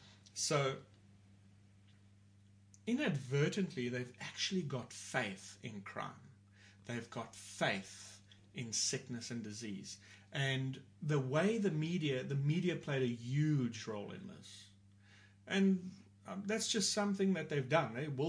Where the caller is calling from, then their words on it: Port Elizabeth, Eastern Cape, South Africa; I'm talking here from South Africa. We're in a city called Port Elizabeth.